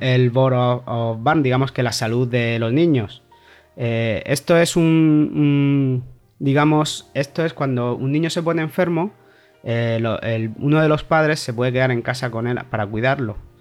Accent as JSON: {"language": "Spanish", "town": "Callosa de Segura", "region": "Valencian Community", "country": "Spain", "also_born_or_lived": "Torrevieja", "moved": "as an adult", "lives_now": "Gothenburg, Sweden", "said": "soy de Alicante, de un pueblecito casi colindando con Murcia, que se llama Callosa de Segura, aunque he vivido mucho en Torrevieja."}